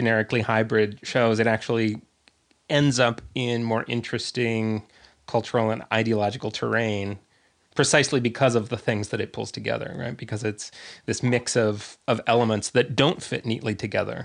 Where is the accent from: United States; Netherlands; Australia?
United States; grew up as an American boy in the 1970s